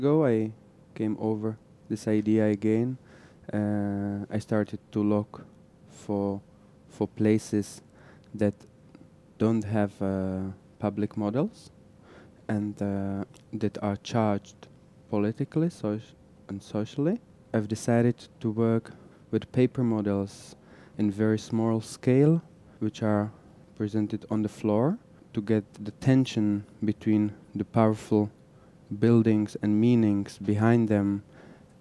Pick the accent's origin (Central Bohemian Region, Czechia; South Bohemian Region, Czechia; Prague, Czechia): Prague, Czechia; now in Israel; I'm originally from Prague. I moved to Israel in 95